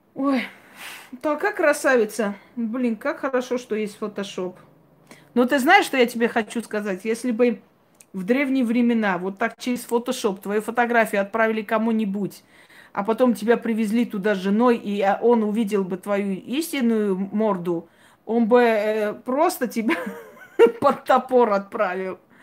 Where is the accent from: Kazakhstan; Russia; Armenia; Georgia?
Georgia; Я родилась в Грузии, я знаю четыре языка.